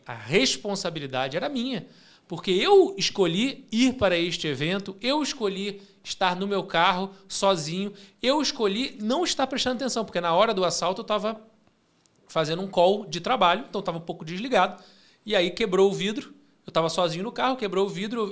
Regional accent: Rio de Janeiro, Brazil; now in São Paulo, Brazil; eu sou carioca morando em São Paulo

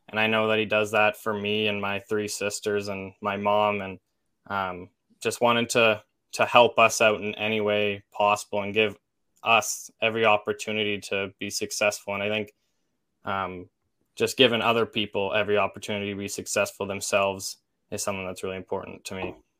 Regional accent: Olds, Alberta, Canada; I'm from Olds

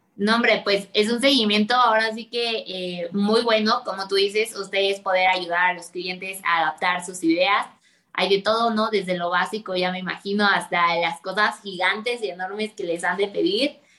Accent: Mexico; como mexicanos, pues es nuestra cultura

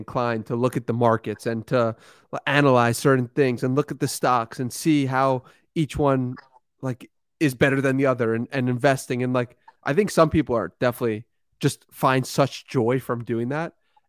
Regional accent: Long Island, New York, United States; But no, I'm actually from New York, Long Island.

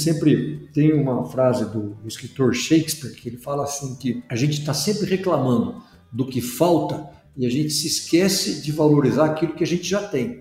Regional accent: Brazil; como brasileiros

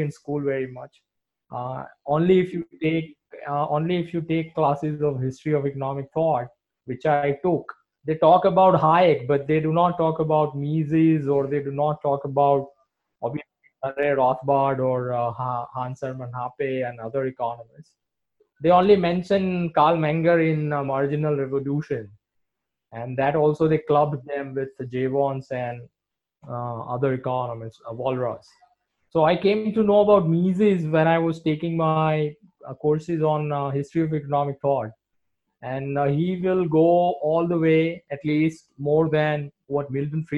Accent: Surat, Gujarat, India; I am from Surat, which is a state, a financial capital of Gujarat state

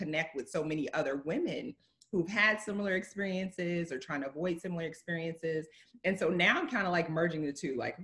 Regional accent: Mississippi, United States; I grew up in Mississippi, a smaller community as well

